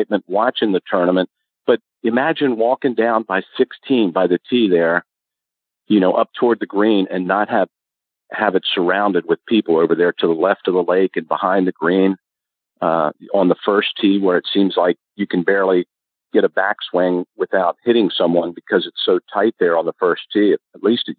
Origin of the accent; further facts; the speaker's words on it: Maryland, United States; I was from Maryland.